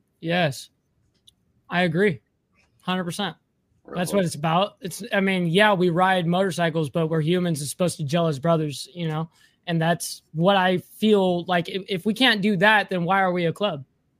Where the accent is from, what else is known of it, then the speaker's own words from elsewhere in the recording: Southern California, United States; I grew up in Southern California where people pay for their weather.